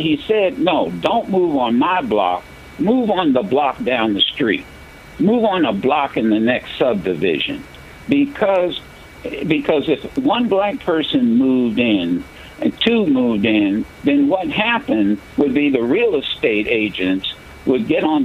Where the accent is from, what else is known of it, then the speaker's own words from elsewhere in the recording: Dayton, Ohio, United States; in my community growing up in Dayton, Ohio